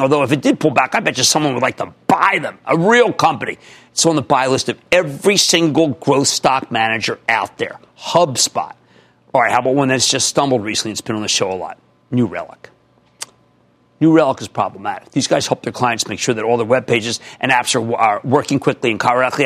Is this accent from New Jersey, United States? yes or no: yes; New Jersey, United States; my home state, New Jersey.